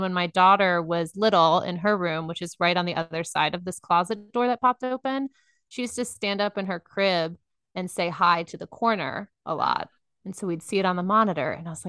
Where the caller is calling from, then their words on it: Dallas, Texas, United States; I am in Dallas, Texas.